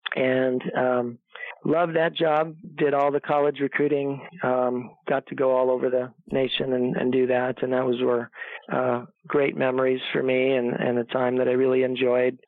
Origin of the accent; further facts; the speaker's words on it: Chicago suburbs, Illinois, United States; moved away as an adult; also born or lived in Iowa; I grew up in Illinois. That's where I was born and raised in the Chicago suburbs.